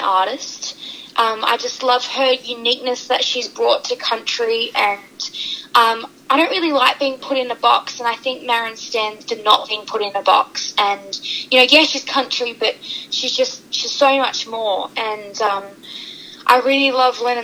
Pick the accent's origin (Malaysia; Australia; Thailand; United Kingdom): Australia; Western Australia